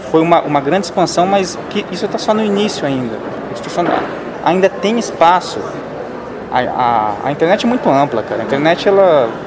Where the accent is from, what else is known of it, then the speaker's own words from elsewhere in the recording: São Paulo, Brazil; now in Goiânia, Brazil; para quem não me conhece ainda, tenho 29 anos, sou paulista, mas atualmente moro na região centro-oeste do Brasil, moro em Goiânia.